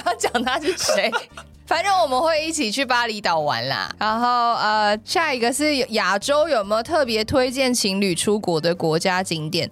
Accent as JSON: {"language": "Chinese", "region": "Taipei", "country": "Taiwan", "tie": "born or raised there", "said": "我觉得从小都住在台北"}